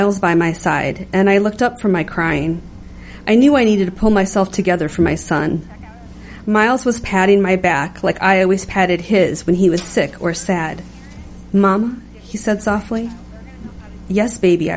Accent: Detroit, Michigan, United States; I grew up in Detroit

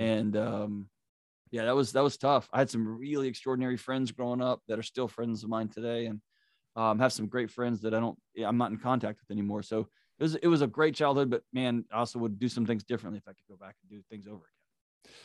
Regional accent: Houston, Texas, United States; I grew up in Houston, Texas

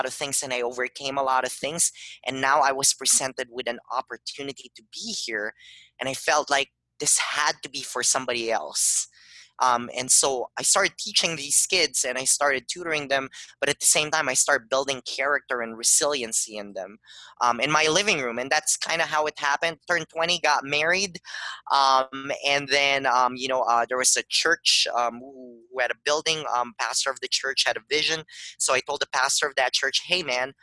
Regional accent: Philippines; now in Tucson, United States; I grew up in the Philippines

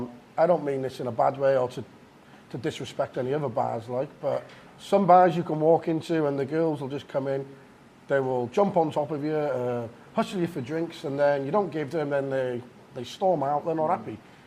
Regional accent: Wales, United Kingdom; Wales, sir.

